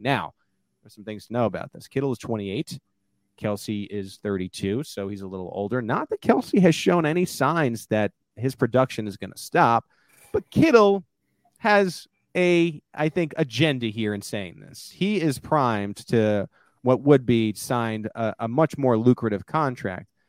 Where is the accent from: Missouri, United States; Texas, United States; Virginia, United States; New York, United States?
New York, United States; now in Kansas City, United States; I'm from New York.